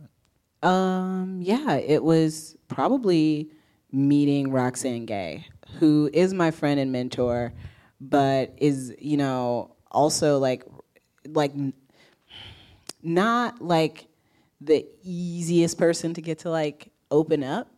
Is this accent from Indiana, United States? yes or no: yes; Indiana, United States; now in New York, United States; I'm from Indiana